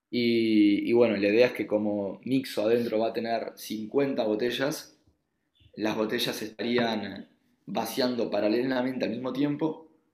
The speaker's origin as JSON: {"language": "Spanish", "country": "Uruguay", "also_born_or_lived": "Israel", "accent": "Uruguayan", "moved": "as an adult", "lives_now": "Barcelona, Spain", "said": "por el asiento se habrán dado cuenta que soy uruguayo"}